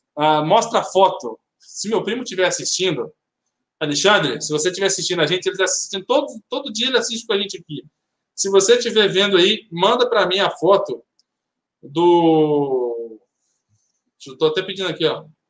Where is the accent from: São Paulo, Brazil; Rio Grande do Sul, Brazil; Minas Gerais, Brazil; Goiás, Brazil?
Minas Gerais, Brazil; eu sou mineiro